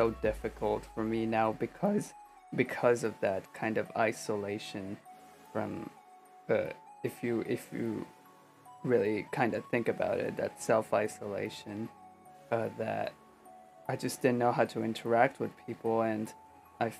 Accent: Pakistan; also born or lived in Buffalo, New York; now in United States; when I was growing up in Pakistan, I didn't really feel like I had any like real friends

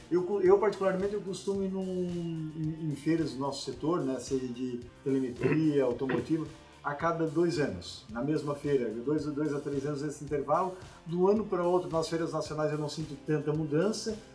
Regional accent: South Region, Brazil; aqui no Sul a gente tem um sotaque um pouco

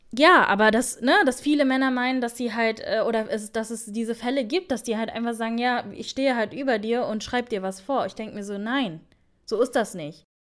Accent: Germany; wir sind in Deutschland aufgewachsen

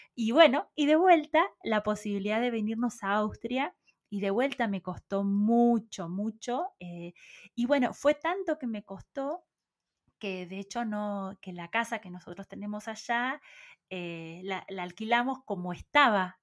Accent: Puan, Buenos Aires Province, Argentina; moved away as an adult; also born or lived in Carhué / Bahía Blanca; si bien nací en Puan, crecí hasta los ocho años en otro pequeño pueblo que se llama Carué. de Carué nos fuimos a vivir nuevamente a Puan

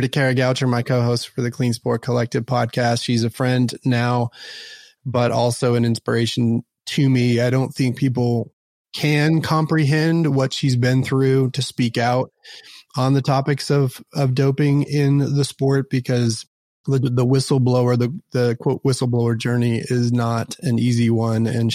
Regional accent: Dallas, Texas, United States; also born or lived in Houston / Austin; Born and raised in Dallas, have lived in Dallas, Houston, and Austin

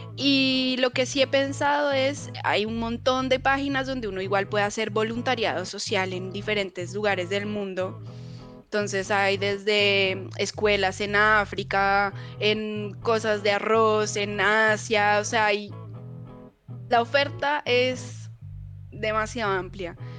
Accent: Bogotá, Colombia; moved away as an adult; also born or lived in Cali, Colombia; now in Chile; yo nací en Bogotá, pero me fui a vivir muy, muy pequeñita a Cali. Em, así que viví en Cali hasta como los cuatro o cinco años, eh, que me volví a vivir a, a Bogotá

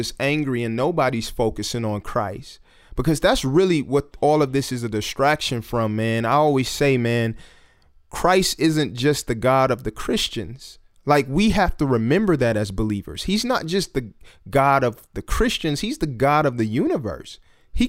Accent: Detroit, Michigan, United States; growing up in Detroit

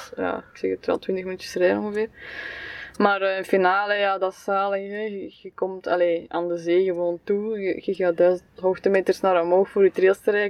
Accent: Belgium; Als Belg

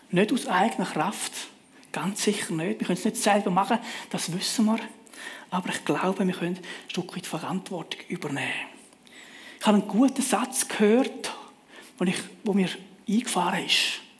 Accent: Switzerland; Als Schweizer sind wir sehr privilegiert mit einem gut funktionierenden öffentlichen Verkehr.

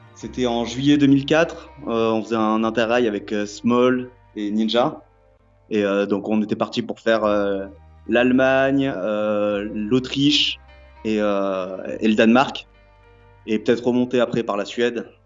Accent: France; je suis français

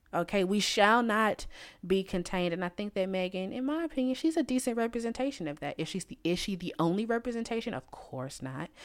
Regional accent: United States; I'm from the United States

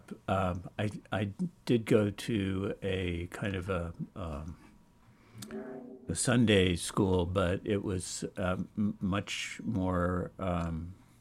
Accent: New York, United States; I grew up in around New York

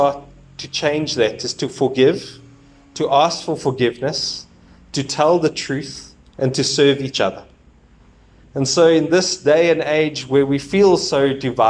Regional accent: South Africa; We are one South African nation

